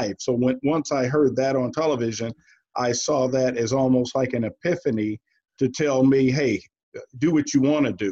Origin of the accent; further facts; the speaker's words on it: Cleveland, Ohio, United States; growing up in Cleveland, being a Browns fan